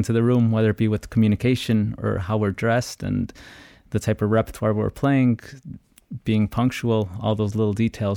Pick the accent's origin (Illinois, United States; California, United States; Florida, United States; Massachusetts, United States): Illinois, United States; Chicago; I was born and raised in Chicago, come from an Ecuadorian family